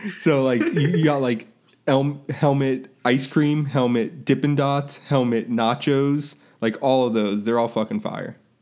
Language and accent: English; Tampa, Florida, United States; I grew up in Tampa